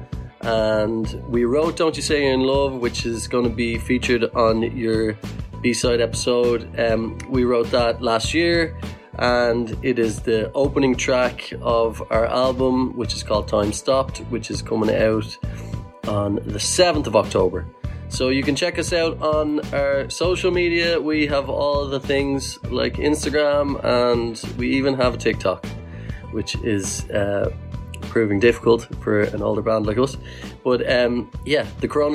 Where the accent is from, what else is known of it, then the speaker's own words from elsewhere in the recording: Ireland; We are an Irish band